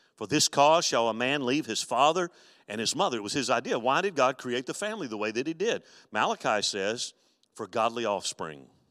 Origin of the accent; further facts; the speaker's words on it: Mobile, Alabama, United States; growing up in Mobile, Alabama